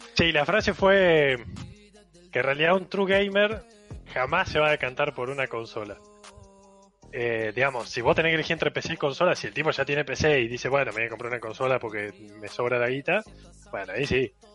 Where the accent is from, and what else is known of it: Córdoba, Argentina